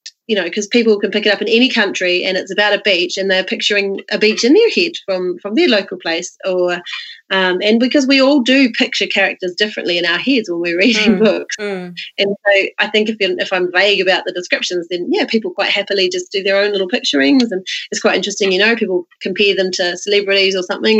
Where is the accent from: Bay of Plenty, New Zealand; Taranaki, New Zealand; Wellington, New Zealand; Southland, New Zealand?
Bay of Plenty, New Zealand; Rotorua; I grew up in Rotorua.